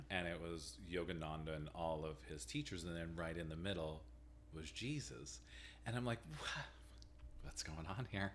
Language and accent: English; Hazleton, Pennsylvania, United States; growing up in Hazleton